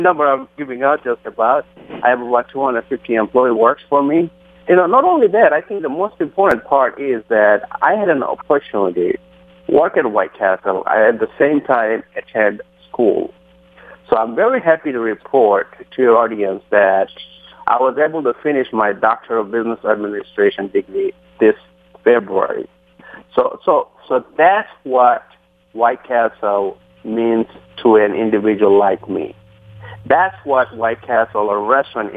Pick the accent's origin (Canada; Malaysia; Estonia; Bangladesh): Bangladesh; English is a second language; moved away as an adult; now in United States; I came in this country in 1990 from Bangladesh